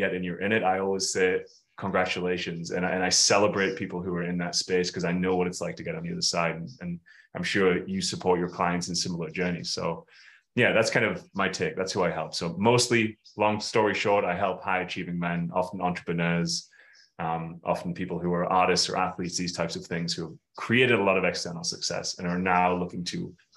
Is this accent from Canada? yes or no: no; United Kingdom; we're both British